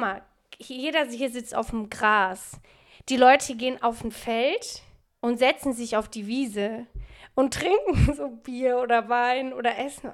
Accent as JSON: {"language": "German", "town": "Frankfurt", "region": "Hesse", "country": "Germany", "tie": "born or raised there", "moved": "yes", "lives_now": "Berlin, Germany", "said": "Ich bin in Frankfurt so groß geworden"}